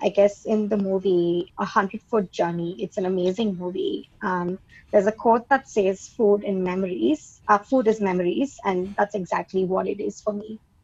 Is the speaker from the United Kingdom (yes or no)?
no; India; now in Melbourne, Australia; I am an Indian